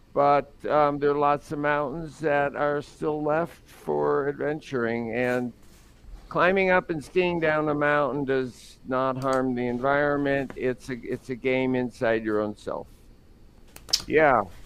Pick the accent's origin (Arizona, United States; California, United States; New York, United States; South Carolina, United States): New York, United States; New York City; We grew up in Brooklyn